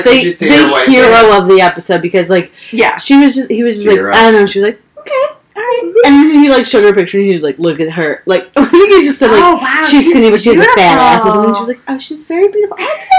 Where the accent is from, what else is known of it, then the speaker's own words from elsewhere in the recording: Midwest, United States; I'm like a chubby, like blonde Midwestern woman.